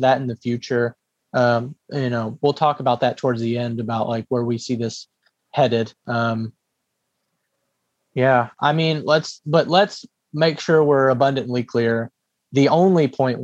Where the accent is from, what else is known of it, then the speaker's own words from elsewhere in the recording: United States; coming as an American